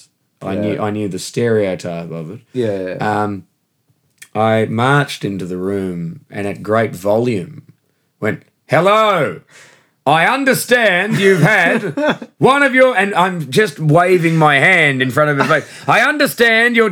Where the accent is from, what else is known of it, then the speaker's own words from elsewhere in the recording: Perth, Western Australia, Australia; moved away as an adult; now in London, United Kingdom; I come from Perth, Western Australia, and that's the most isolated city on Earth